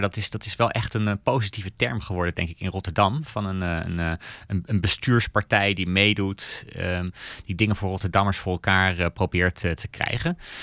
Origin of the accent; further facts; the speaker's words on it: Denmark; now in Netherlands; ik kom zelf uit Denemarken